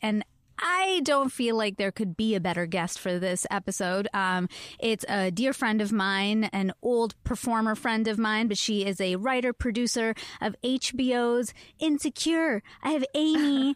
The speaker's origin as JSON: {"language": "English", "country": "Canada", "said": "I am Canadian."}